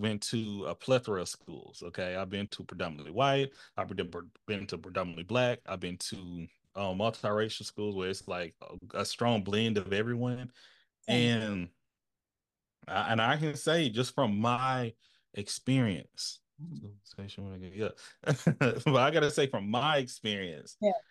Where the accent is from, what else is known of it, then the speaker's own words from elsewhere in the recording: East Texas, United States; my access and quality of education was very clear um, in my town. I'm from East Texas, where I'm from